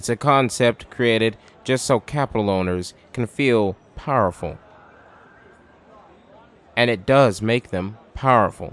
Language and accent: English; United States; we are American workers